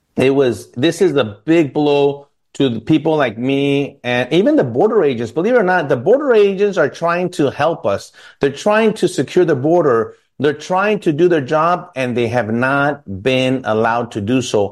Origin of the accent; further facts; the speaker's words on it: El Paso, Texas, United States; my family growing up in El Paso